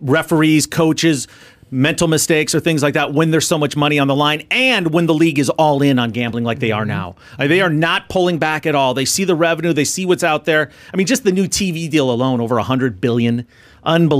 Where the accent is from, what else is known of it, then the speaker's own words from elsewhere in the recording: Minnesota, United States; I grew up in Minnesota.